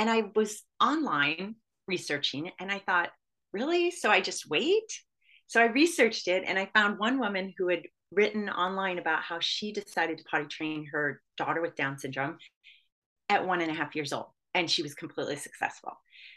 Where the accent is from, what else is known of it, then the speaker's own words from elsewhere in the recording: Michigan, United States; when I was growing up in Michigan